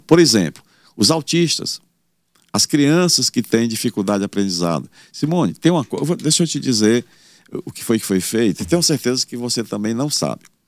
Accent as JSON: {"language": "Portuguese", "town": "Campo Maior", "region": "Piauí", "country": "Brazil", "tie": "born or raised there", "lives_now": "Teresina, Brazil", "said": "Eu trabalho desde os 10 anos de idade, eu vendia leite no mercado lá em Campo Maior."}